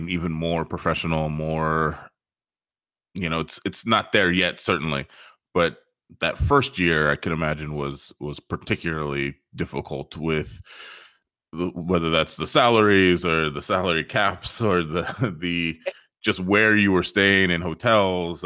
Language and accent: English; United States; being American